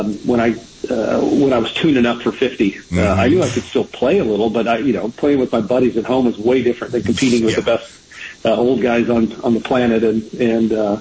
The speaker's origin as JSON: {"language": "English", "region": "Southern California", "country": "United States", "tie": "born or raised there", "moved": "yes", "lives_now": "Flower Mound, United States", "said": "I grew up in Southern Cal"}